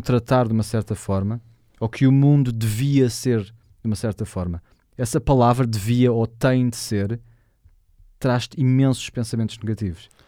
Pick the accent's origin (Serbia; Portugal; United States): Portugal; accent: Portuguese; eu falo com pronúncia de português